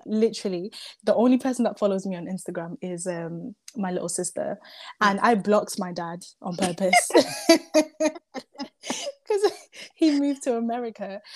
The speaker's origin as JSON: {"language": "English", "country": "Zimbabwe", "tie": "born or raised there", "moved": "yes", "lives_now": "United Kingdom", "said": "the first half of my life, I was raised in Zimbabwe by mm-hmm. my dad"}